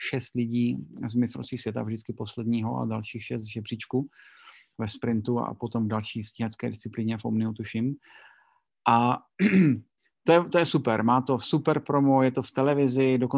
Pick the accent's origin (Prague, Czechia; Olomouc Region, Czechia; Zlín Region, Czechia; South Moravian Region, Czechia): South Moravian Region, Czechia; Brno; jsem Brňák a v Brně máme velodrom, takový ten starý, tu čtyřstovku dlouhou betonovou